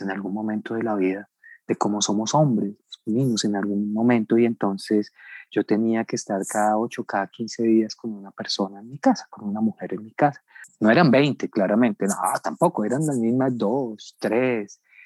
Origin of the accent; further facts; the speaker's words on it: Colombia; also born or lived in Bogotá / Medellín, Antioquia; no tendremos un segundo de felicidad como colombianos